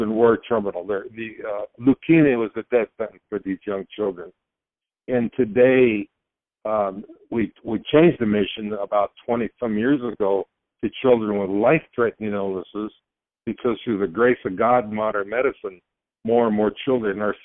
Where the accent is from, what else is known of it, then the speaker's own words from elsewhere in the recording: Prescott, Arizona, United States; a newspaper reporter in my hometown here, Prescott, Arizona